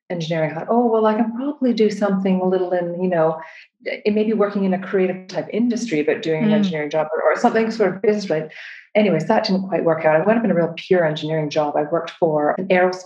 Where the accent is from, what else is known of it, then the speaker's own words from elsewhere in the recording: Canada; moved away as an adult; now in United Kingdom; I'm from Canada originally.